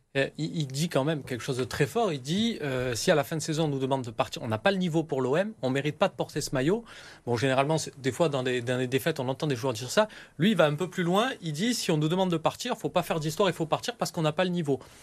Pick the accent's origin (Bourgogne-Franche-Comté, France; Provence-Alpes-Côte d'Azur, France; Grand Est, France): Provence-Alpes-Côte d'Azur, France; Marseille; en tant que Marseillais, j'ai les bons plans